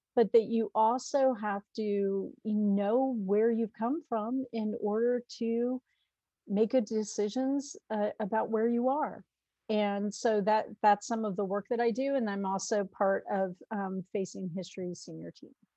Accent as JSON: {"language": "English", "region": "New York", "country": "United States", "said": "I'm a New Yorker"}